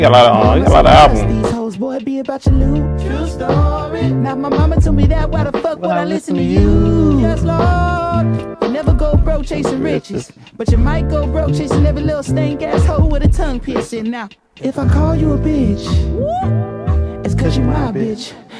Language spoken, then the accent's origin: English; Tampa, Florida, United States; I was from Florida, from Tampa, all the way to Tallahassee, bro.